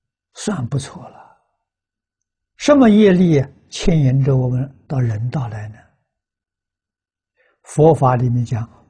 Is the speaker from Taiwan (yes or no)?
no; China; 我们中国人讲凭良心呐。